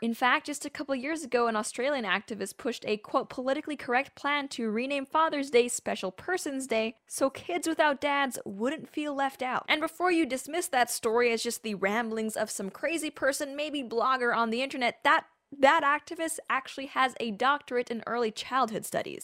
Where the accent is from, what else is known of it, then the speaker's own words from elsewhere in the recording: Canada; as a Canadian